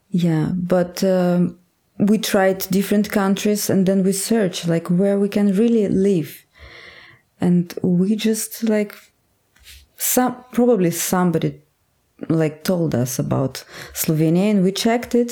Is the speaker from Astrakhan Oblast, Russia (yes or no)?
yes; Astrakhan, Astrakhan Oblast, Russia; English is a second language; in my hometown in Astrakhan. It's very far in the. It's far in Russia